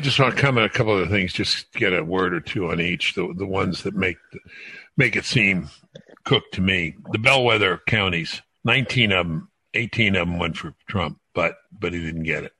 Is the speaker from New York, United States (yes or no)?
yes; New York City, New York, United States; I grew up in Brooklyn. I thought every, most of America was Jewish